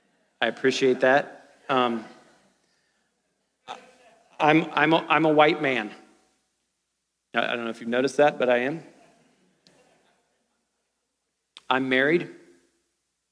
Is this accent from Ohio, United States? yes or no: yes; Ohio, United States; I grew up in Ohio